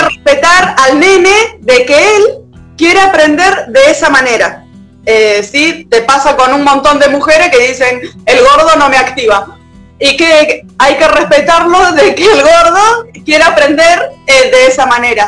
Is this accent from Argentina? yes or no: yes; Lavallol, Buenos Aires Province, Argentina; moved away as an adult; now in El Bolsón, Argentina; Vivo en el Bolsón, yo en realidad soy de Lavallón, hace ya 11 años que vivo acá